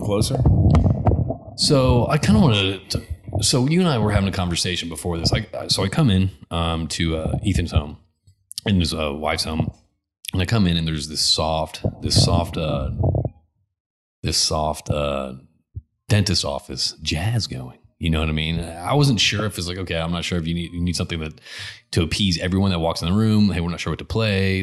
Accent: Connecticut, United States; I grew up in Connecticut

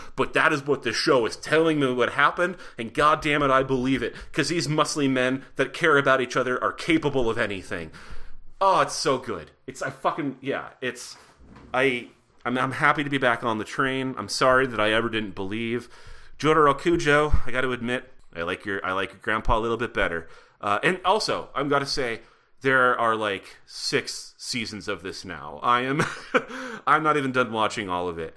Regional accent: Butte, Montana, United States; I grew up in Butte, Montana

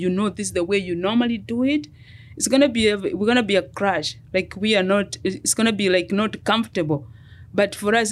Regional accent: Kenya; moved away as an adult; now in United States; I am a Kenyan. I moved here 24 years ago, almost 25 years ago.

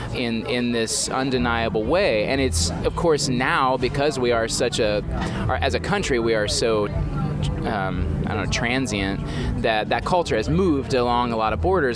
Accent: Indiana, United States; now in Virginia, United States; I was born in Indiana

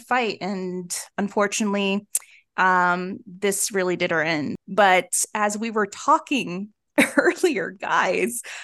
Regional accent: the South, United States; moved away; also born or lived in Honduras; I grew up in the South.

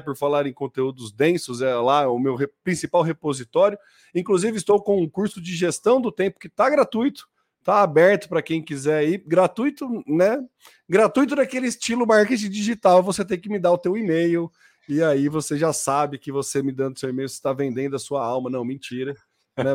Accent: Brazil; somos brasileiros médios

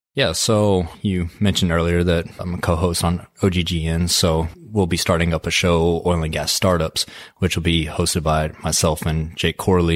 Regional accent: Midland, Texas, United States; Born and raised in West Texas, graduated high school in Midland, Texas

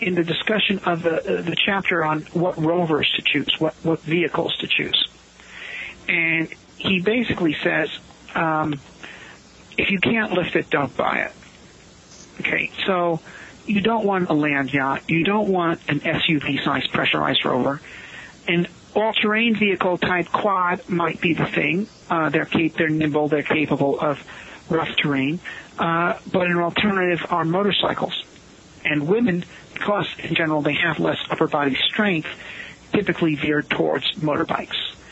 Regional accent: New York City, New York, United States; also born or lived in Seattle, Washington; now in Indian Hills, Colorado, United States; I was born in Brooklyn

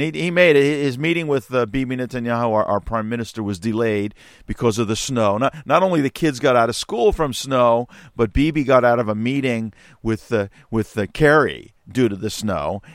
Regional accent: United States; now in Israel; growing up in America

